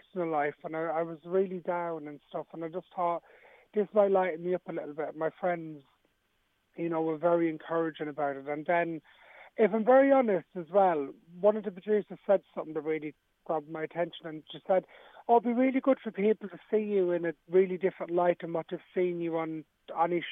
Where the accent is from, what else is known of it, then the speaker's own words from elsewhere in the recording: Dublin, Leinster, Ireland; I grew up in Ballymun